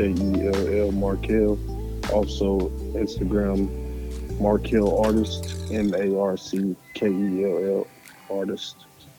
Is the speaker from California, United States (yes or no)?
no; Louisville, Kentucky, United States; I'm from Louisville, Kentucky.